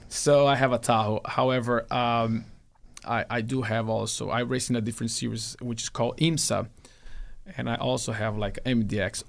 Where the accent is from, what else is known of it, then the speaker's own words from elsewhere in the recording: Brazil; moved away; my dad used to have a race team in my hometown